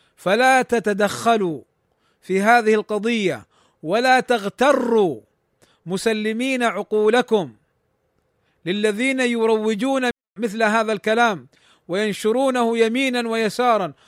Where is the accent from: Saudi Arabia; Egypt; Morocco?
Saudi Arabia; عندنا في المملكة العربية السعودية